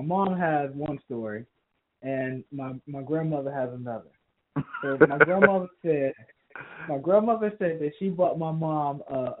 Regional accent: the South, United States; also born or lived in Savannah, Georgia; I'm from the South

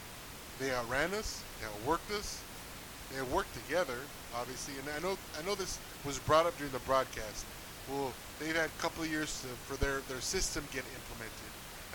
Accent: United States; we're American

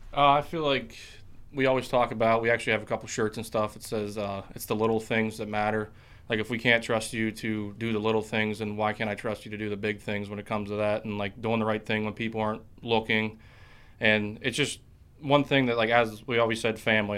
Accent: Tyrone, Pennsylvania, United States; I'm from Tyrone, Pennsylvania, in between State College and Altoona

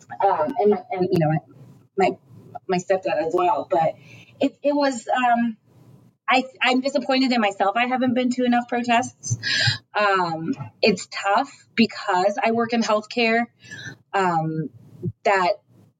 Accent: United States; I'm American, you know, I was born in America

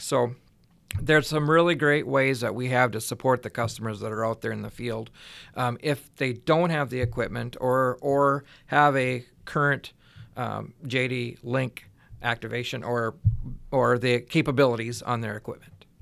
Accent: West Central Minnesota, United States; I grew up in West Central Minnesota on a small dairy farm

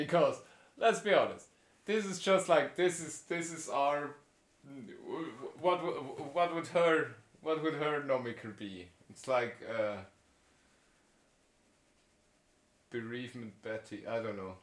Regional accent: Switzerland; I grew up in Switzerland

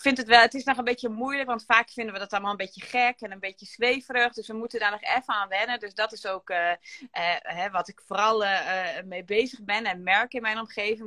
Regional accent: Gramsbergen, Overijssel, Netherlands; Ik kom uit Gramsbergen

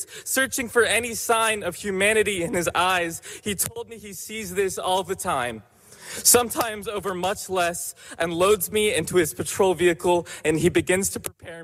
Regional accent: Atlanta, Georgia, United States; I was born in Atlanta, Georgia. I've lived here my entire life

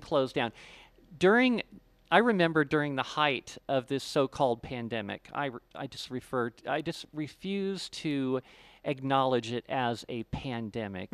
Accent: Ohio, United States; moved away; also born or lived in Florida; I grew up in Ohio

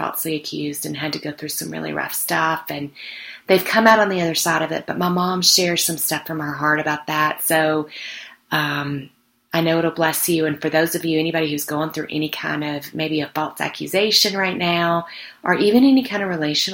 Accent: Mississippi, United States; now in Colorado, United States; I was down in my hometown of Mississippi

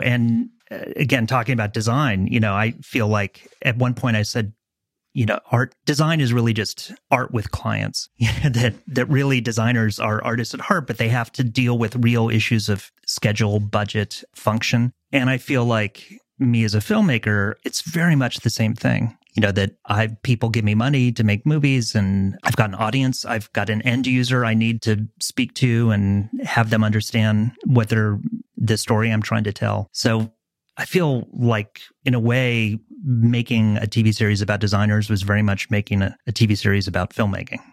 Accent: Los Angeles, California, United States; moved away as an adult; I grew up a kid in Southern California, an L A kid, who went back east to go to school

